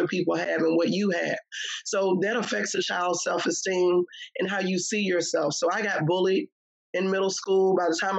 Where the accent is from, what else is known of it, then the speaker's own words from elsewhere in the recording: Richmond, Virginia, United States; I grew up in Southside Richmond, Virginia, VA all day